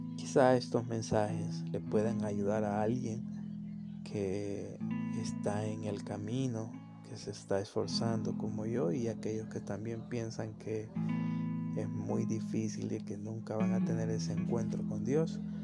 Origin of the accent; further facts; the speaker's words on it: San Salvador, El Salvador; soy eh, salvadoreño, eh, justo de San Salvador